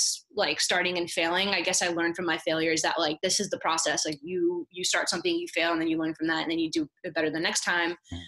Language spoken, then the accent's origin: English; South Florida, United States; I'm from Florida, South Florida